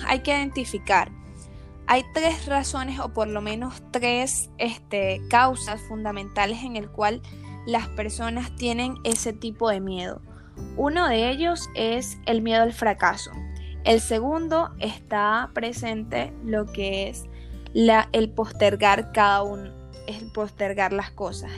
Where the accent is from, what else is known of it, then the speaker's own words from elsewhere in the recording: Venezuela; yo soy venezolana